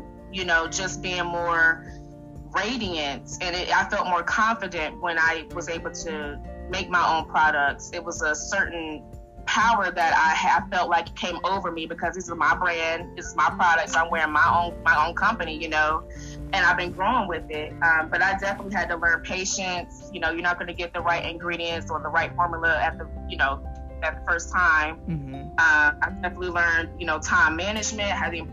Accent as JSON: {"language": "English", "town": "Raleigh", "region": "North Carolina", "country": "United States", "moved": "yes", "lives_now": "Dallas, United States", "said": "I am originally from Raleigh, North Carolina. I now live in Texas in the Dallas area."}